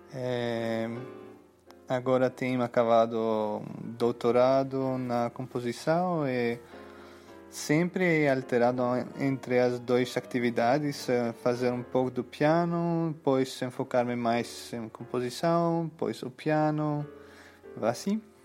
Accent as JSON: {"language": "Portuguese", "town": "Athens", "region": "Attica", "country": "Greece", "tie": "born or raised there", "also_born_or_lived": "Bristol, United Kingdom", "second_language": "Portuguese", "moved": "as an adult", "said": "o Conservatório de Atenas, em Grécia, onde nasci"}